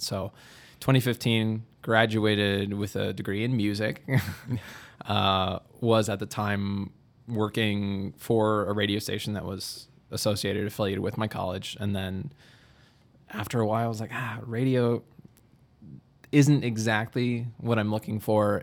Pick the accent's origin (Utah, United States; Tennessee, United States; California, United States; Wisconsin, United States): Wisconsin, United States; Milwaukee; moved away as an adult; now in Dubuque, United States; I'm from Milwaukee originally